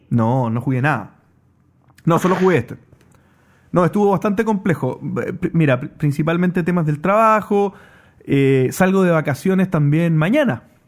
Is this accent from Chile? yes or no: yes; Chile; yo también soy chileno.